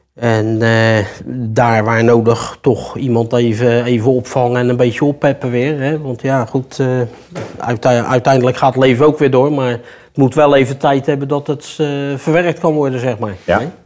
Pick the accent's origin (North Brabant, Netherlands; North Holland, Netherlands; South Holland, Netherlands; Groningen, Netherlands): South Holland, Netherlands; Rotterdam; moved away as an adult; now in Heerjansdam, Netherlands; Ik kom ook uit Rotterdam